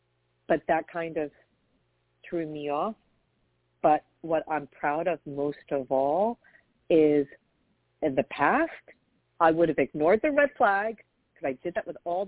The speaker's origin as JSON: {"language": "English", "region": "New York", "country": "United States", "said": "I just Googled, I'm from New York, this is confusing me"}